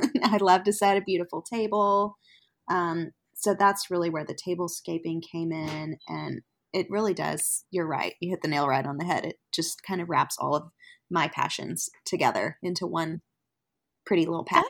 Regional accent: Fort Worth, Texas, United States; now in Oklahoma City, United States; I live in Oklahoma City, but I am originally from Fort Worth, Texas

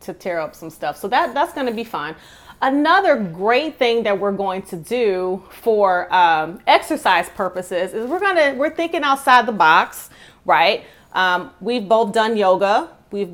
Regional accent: Detroit, Michigan, United States; I'm from Detroit, and so in the inner city, and so I would frequent a lot of the beauty supply places

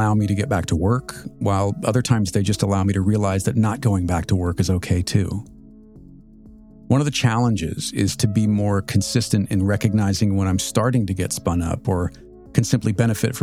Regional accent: Southern California, United States; now in Washington, D.C. area, United States; I grew up in Southern California

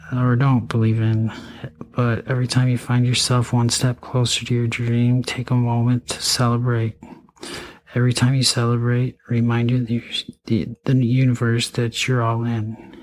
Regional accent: Eau Claire, Wisconsin, United States; also born or lived in St. Cloud, Minnesota; I went to you know high school in Eau Claire, Altoona. I mean, um, I was born in Eau Claire

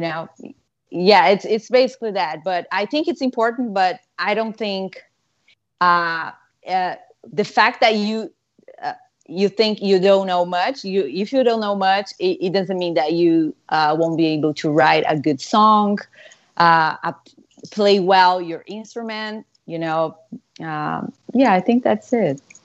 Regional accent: Brazil; moved away; growing up in Brazil, guitars are so expensive there

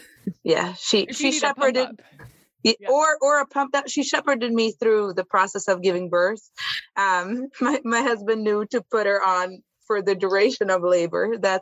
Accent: Milan, Lombardy, Italy; now in Oakland, United States; Oh, well, I'm Italian. I'm from Milan, Italy.

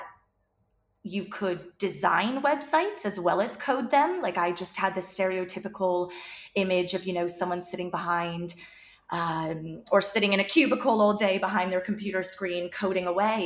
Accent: United States; moved away as an adult; also born or lived in North Carolina / Dublin, Ireland; now in Galway, Ireland; I am American

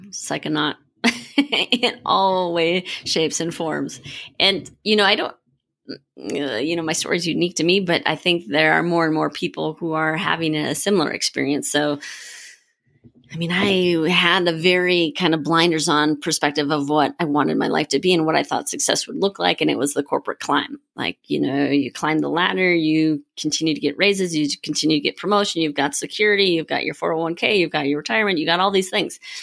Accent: Minnesota, United States; now in Colorado, United States; I'm from Minnesota

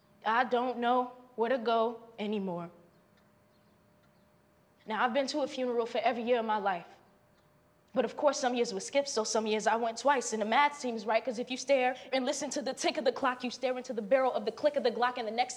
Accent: Chicago, Illinois, United States; I'm growing up in Chicago where everything is fine.

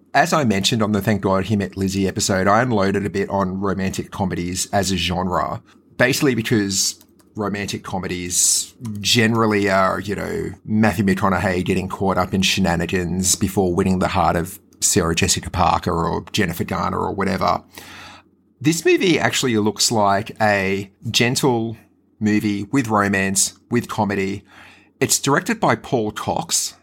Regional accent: Brisbane, Queensland, Australia; growing up in Brisbane

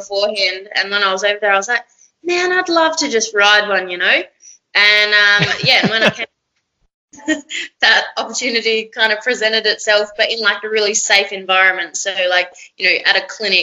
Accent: South Australia, Australia; moved away as an adult; also born or lived in Alice Springs; now in Kununurra, Australia; I'm actually from South Australia, but I've been working and travelling for the last, 10 years.

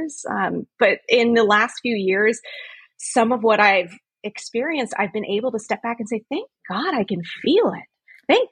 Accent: Los Angeles, California, United States; now in Philadelphia, United States; I grew up in Los Angeles, a very liberal area

